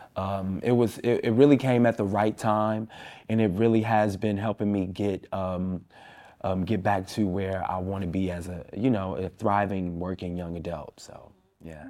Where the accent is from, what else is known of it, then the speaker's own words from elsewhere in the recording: Chicago, Illinois, United States; I'm from Austin. I grew up in Austin. I still live in Austin.